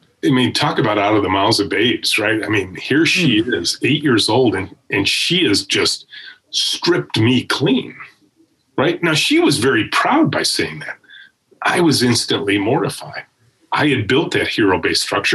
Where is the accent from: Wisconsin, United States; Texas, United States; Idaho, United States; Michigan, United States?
Michigan, United States; Macomb County; I grew up in Macomb County. I'm a pure Michigan kid